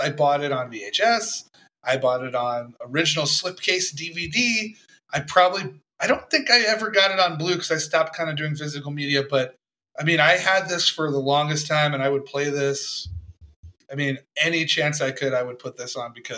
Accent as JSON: {"language": "English", "town": "Tampa", "region": "Florida", "country": "United States", "tie": "born or raised there", "said": "I grew up in Tampa"}